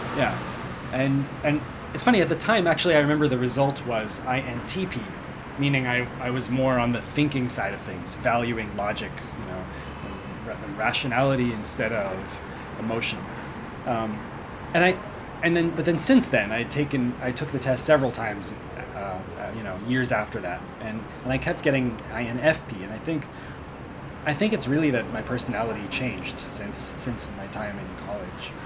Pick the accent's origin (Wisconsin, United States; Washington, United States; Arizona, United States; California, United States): Washington, United States; Seattle; moved away as an adult; I'm from Seattle, uh, in the U.S. I was born there. I grew up there, and I didn't make it out of there until uh, until I finished college